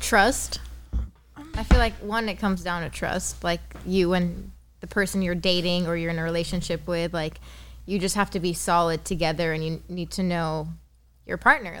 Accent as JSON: {"language": "English", "country": "Lebanon", "tie": "born or raised there", "also_born_or_lived": "Los Angeles, United States", "moved": "as an adult", "lives_now": "San Diego, United States", "said": "born in Lebanon, moved to San Diego at the age of three, moved back to Lebanon all throughout high school"}